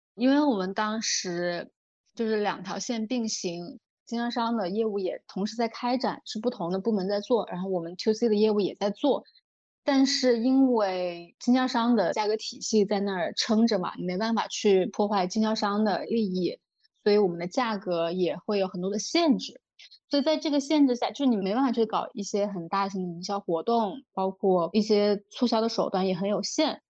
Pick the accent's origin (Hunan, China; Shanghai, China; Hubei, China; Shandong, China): Hunan, China; Changsha; moved away as an adult; also born or lived in Beijing; 现在是我一个人生活在长沙，我会觉得就挺好的，我主业的领导也很欣赏我，然后我各种副业探索得也还不错，也有一些我从小到大的朋友在这儿，家人也在这儿